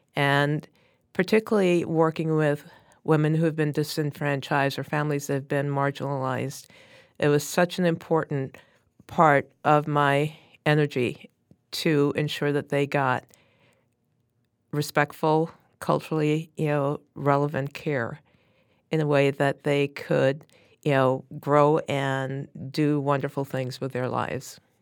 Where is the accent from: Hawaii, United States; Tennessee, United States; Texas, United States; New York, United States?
New York, United States; New York City; I grew up in Brooklyn, New York, and went to a Catholic, uh, grammar school and subsequently to a Catholic high school, both of who, which were in Brooklyn